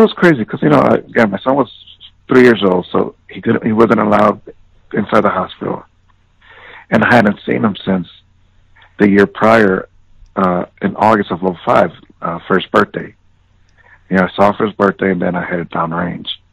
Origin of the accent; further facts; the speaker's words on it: Chicago, Illinois, United States; moved away; growing up in the South Side of Chicago